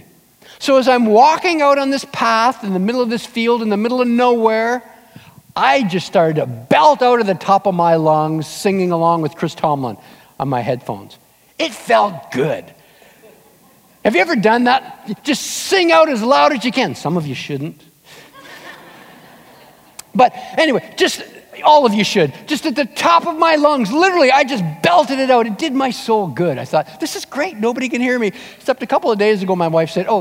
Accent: Southern Ontario, Canada; moved away; my wife and I headed back to Ontario, we're from Southern Ontario

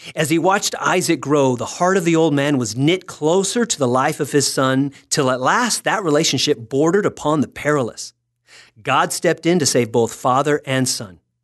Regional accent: Texas, United States; I'm from Texas.

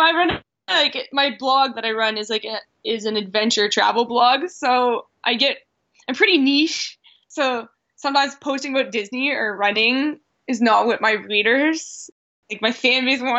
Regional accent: Canada; accent: Canadian; That would be a play on my Canadian accent.

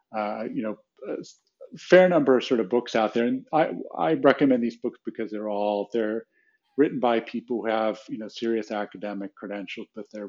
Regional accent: Wheaton, Illinois, United States; my hometown of Wheaton, Illinois

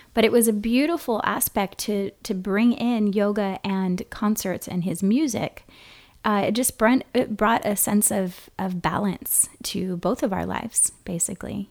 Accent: Kona, Hawaii, United States; moved away as an adult; also born or lived in San Francisco, California; now in Oceanside, United States; I am from Hawaii, from Kona specifically, and living now in Southern California

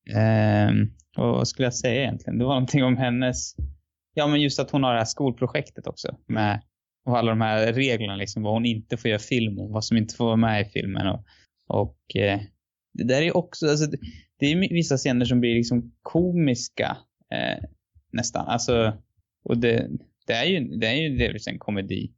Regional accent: Sweden; som svensk så är man ju väldigt liksom lyckligt lottad

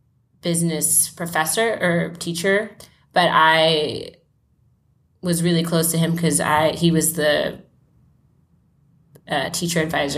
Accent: Johannesburg, Gauteng, South Africa; born there; I was born in Johannesburg, South Africa, and I am finishing up remote year, which is what I've been doing for the past year.

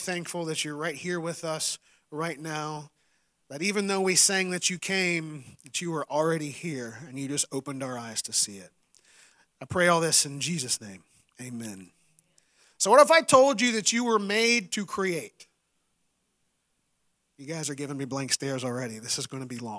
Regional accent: West Virginia, United States; I grew up in West Virginia

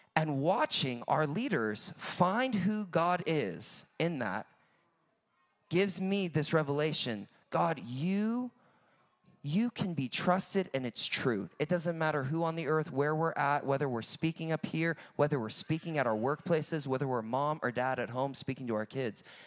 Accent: United States; I'm from America, if you have not guessed on the accent

